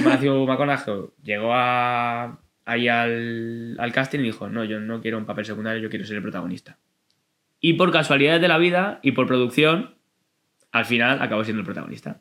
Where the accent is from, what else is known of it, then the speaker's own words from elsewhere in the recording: Madrid, Community of Madrid, Spain; soy de aquí de Madrid, de un barrio muy bonito que se llama Vallecas